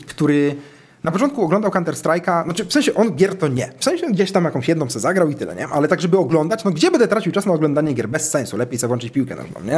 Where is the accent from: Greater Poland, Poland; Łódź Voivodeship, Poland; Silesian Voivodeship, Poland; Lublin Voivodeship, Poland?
Lublin Voivodeship, Poland; Dęblin; moved away; w swoim mieście, mm, rodzinnej miejscowości, ja pochodzę z Dęblina, nie z Warszawy, więc to była dość mała miejscowość